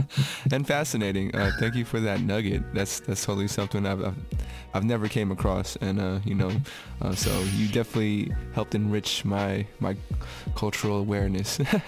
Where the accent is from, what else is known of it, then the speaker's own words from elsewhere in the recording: Philippines; I'm Filipino, and in the Filipino culture, we're very open to the supernatural. We're all very open to mythology.